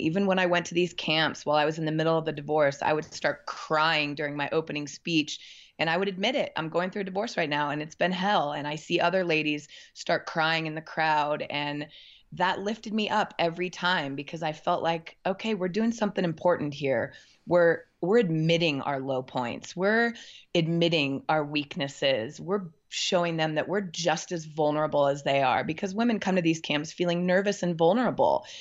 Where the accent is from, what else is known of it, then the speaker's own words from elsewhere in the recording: Portland, Oregon, United States; now in Bend, United States; I'm from Portland, Oregon